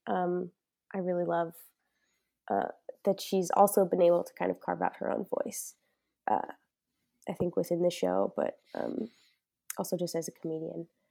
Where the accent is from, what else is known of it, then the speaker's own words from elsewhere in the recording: New York, United States; moved away as an adult; now in Chicago, United States; I'm originally, yeah, born and raised in New York, um, and now I'm based out of Chicago for the time being